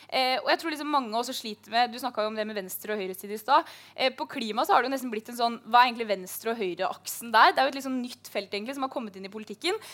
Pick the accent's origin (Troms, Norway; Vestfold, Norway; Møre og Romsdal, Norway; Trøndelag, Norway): Møre og Romsdal, Norway; Jeg er oppvokst i Møre, Møre og Romsdal. Det høres bare ikke sånn ut. Jeg pleide å ta hurtigbåten til Trondheim når vi skulle på storbyferie. Og, og, der vokste jeg opp